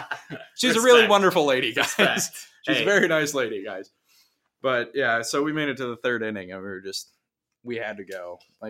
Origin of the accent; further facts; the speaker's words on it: small town Wisconsin, United States; moved away as an adult; now in Milwaukee, United States; I come from small town Wisconsin